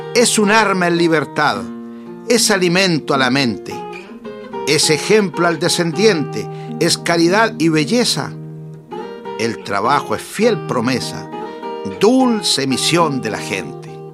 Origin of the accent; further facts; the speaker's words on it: Sauzal, Maule, Chile; En Sausal, mi pueblo natal